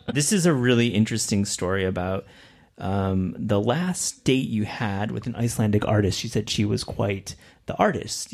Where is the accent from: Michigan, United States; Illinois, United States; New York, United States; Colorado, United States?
Michigan, United States; Kalamazoo; I'm from Kalamazoo